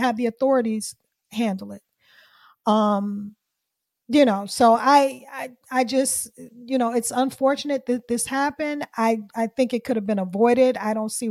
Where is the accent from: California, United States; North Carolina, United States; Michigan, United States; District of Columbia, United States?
District of Columbia, United States; Washington; this is D.C. is my hometown. I'm from D.C.